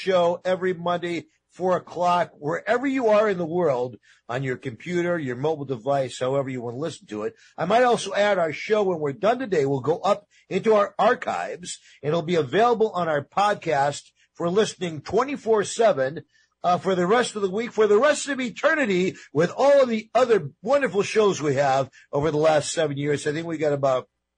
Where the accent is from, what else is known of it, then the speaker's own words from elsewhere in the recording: New York, United States; I'm Italian-American. I grew up in New York